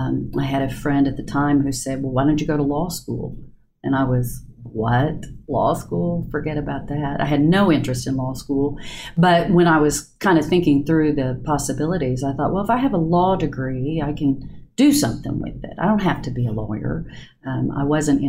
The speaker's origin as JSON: {"language": "English", "town": "Del City", "region": "Oklahoma", "country": "United States", "tie": "born or raised there", "said": "I grew up in Del City"}